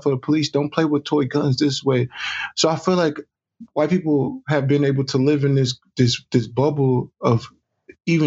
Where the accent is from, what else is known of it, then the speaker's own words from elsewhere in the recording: Texas, United States; growing up in Texas and seeing the racial lines as a child